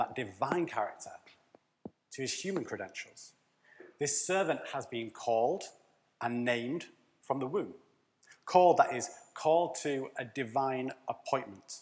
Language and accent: English; Leeds, Yorkshire and the Humber, United Kingdom; So we would pay Yorkshireman mode, because we're from Leeds